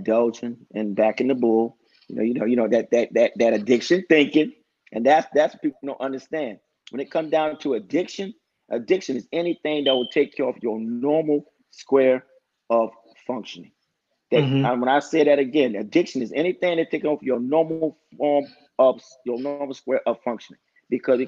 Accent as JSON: {"language": "English", "town": "Newark", "region": "New Jersey", "country": "United States", "said": "I'm from Newark, New Jersey"}